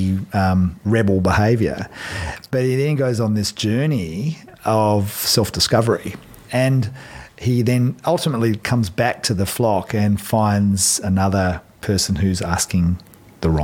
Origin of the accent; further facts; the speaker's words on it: Australia; now in New Zealand; I'm Aussie